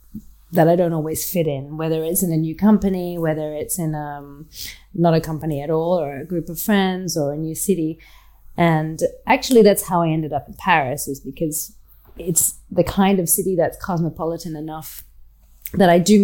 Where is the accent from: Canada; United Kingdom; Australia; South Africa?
Australia; And that I didn't necessarily feel growing up in Australia because, well, despite being half British, I wasn't Australian, and I didn't identify with the land